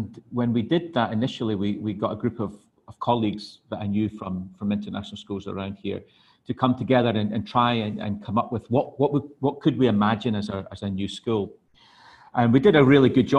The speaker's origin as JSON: {"language": "English", "region": "Scotland", "country": "United Kingdom", "also_born_or_lived": "Hong Kong / Glasgow", "moved": "as an adult", "lives_now": "Thailand", "said": "I'm originally from Scotland. I lived in Hong Kong for 26 years prior to coming out to Thailand last year."}